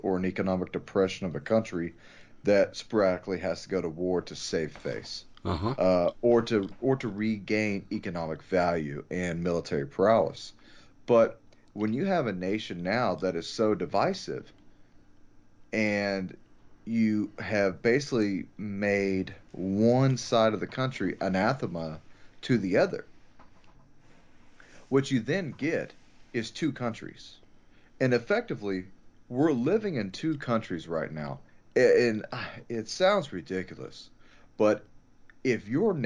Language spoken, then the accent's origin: English; United States; I am an American.